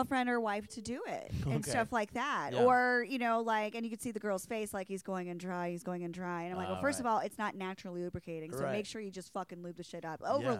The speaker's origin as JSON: {"language": "English", "region": "Pennsylvania", "country": "United States", "tie": "born or raised there", "said": "Small town of Pennsylvania."}